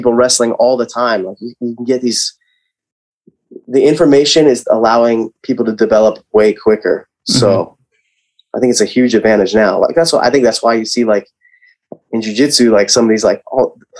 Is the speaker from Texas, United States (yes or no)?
no; Lehigh Valley, Pennsylvania, United States; I'm from Lehigh Valley